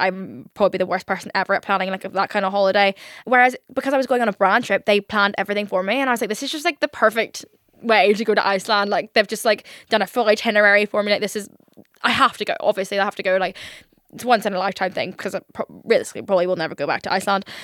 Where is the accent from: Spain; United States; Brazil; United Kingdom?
United Kingdom; Northern Ireland; I'm obviously from Northern Ireland.